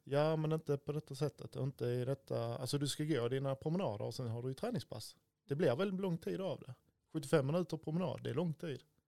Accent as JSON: {"language": "Swedish", "town": "Stidsvig", "region": "Skåne", "country": "Sweden", "tie": "born or raised there", "also_born_or_lived": "Örkelljunga area (born in Örsjö)", "said": "Och sen är jag uppvuxen i Stidsvig utanför Klippan"}